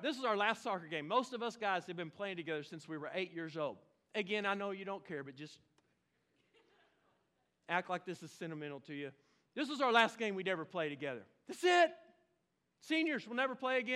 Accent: Oklahoma, United States; now in Fort Smith, United States; I'm from Oklahoma

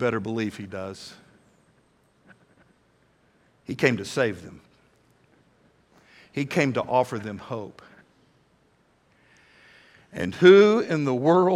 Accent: United States; I am an American

